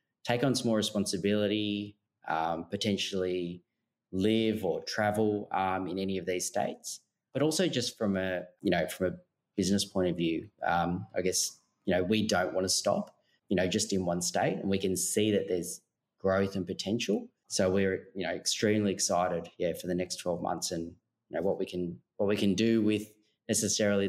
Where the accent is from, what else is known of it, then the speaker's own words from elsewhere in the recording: Melbourne, Victoria, Australia; now in Sydney, Australia; we're actually originally from Melbourne.